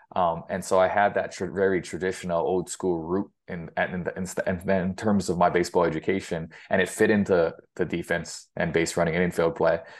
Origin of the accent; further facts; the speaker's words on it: Hilo, Hawaii, United States; moved away as an adult; also born or lived in Greeley, Colorado; now in Fort Collins, United States; I grew up in Gila, Hawaii